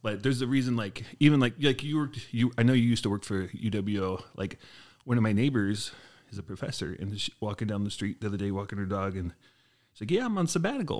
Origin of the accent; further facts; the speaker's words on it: Portland, Oregon, United States; moved away as an adult; now in Wisconsin, United States; I grew up in Portland, Oregon the first twenty-five years of my life